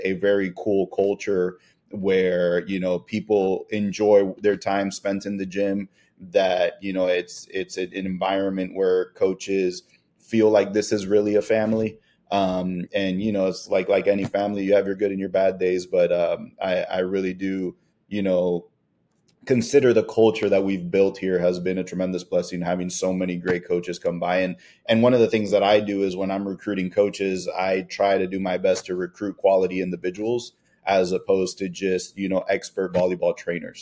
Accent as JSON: {"language": "English", "town": "Miami", "region": "Florida", "country": "United States", "tie": "born or raised there", "moved": "as an adult", "lives_now": "Fort Myers, United States", "said": "We grew up in Miami together"}